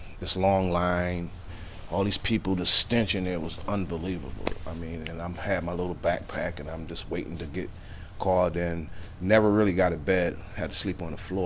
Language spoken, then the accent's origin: English; Hartford, Connecticut, United States; I was raised in Hartford, the eldest of four siblings